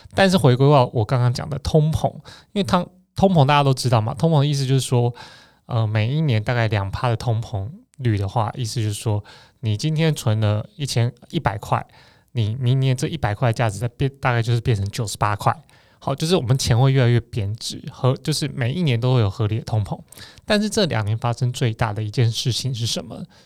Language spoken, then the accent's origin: Chinese; Taiwan; 我们台湾人这个小国家